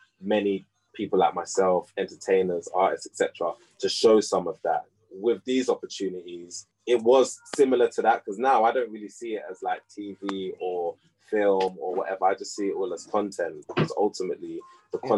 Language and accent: English; United Kingdom; I'm a British artist